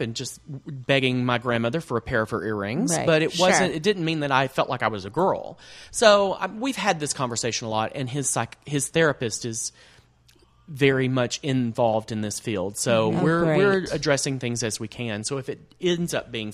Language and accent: English; Texas, United States; moved away; I'm from Texas